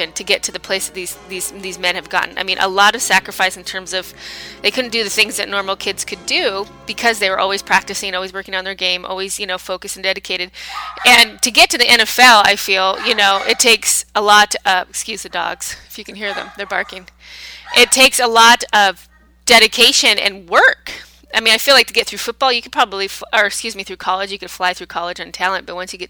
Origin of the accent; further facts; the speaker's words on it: United States; I'm American